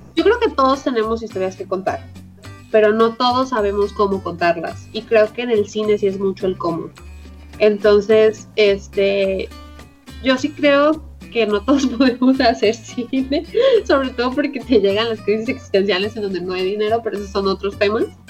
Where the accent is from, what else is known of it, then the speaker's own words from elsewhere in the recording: Puerto Vallarta, Jalisco, Mexico; Yo soy de Puerto Vallarta